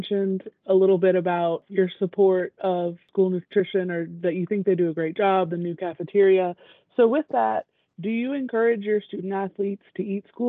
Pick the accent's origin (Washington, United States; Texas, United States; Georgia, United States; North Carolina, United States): Georgia, United States; Acworth; So I'm originally from Ackworth, which is not far from y'all at all. And I went to Cobb County Schools